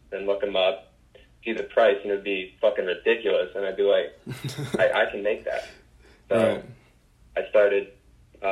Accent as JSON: {"language": "English", "town": "Livingston", "region": "New Jersey", "country": "United States", "tie": "born or raised there", "said": "I'm from New Jersey, a town called Livingston, and I grew up playing ice hockey"}